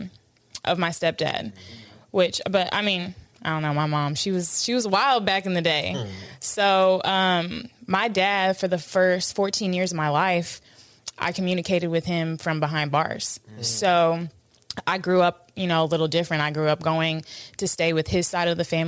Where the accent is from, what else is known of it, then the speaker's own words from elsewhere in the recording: Atlanta, Georgia, United States; also born or lived in New York; we had moved from New York to Atlanta